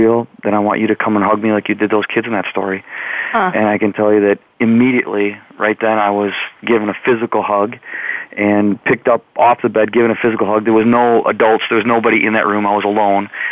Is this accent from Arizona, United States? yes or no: no; Wisconsin, United States; I'm from Wisconsin and born and raised right in the middle, the dead center of the state